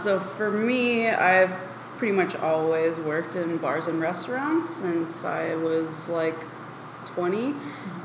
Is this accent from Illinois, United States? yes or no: yes; Illinois, United States; I grew up in Illinois